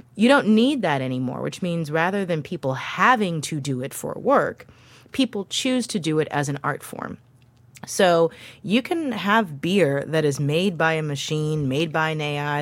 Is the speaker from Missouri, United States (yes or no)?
yes; St. Louis, Missouri, United States; moved away; the neighborhood where I grew up in Saint Louis